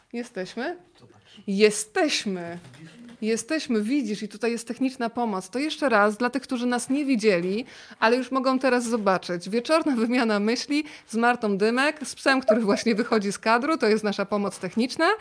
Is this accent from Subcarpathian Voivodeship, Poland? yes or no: yes; Rzeszów, Subcarpathian Voivodeship, Poland; moved away; u mnie w Rzeszowie tego majonezu tyle nie było